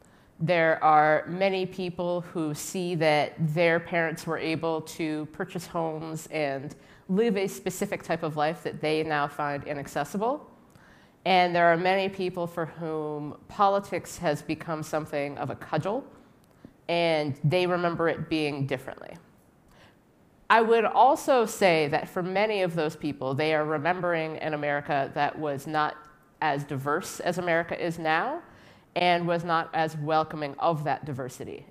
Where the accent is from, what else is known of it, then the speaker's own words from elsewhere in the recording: Cincinnati, Ohio, United States; moved away as an adult; now in Washington, D.C., United States; I was raised in Cincinnati, Ohio, which is a pretty conservative city